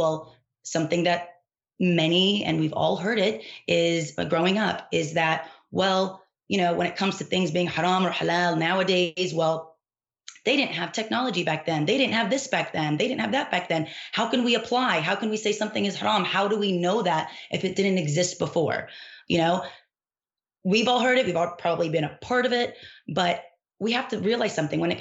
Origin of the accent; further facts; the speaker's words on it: Dallas, Texas, United States; I grew up here in Dallas, Texas